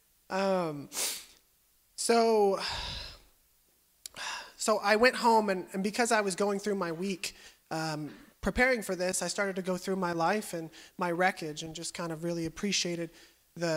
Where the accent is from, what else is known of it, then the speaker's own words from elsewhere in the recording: California, United States; also born or lived in Kansas; I moved to California when I was 5. I grew up in a middle-class home.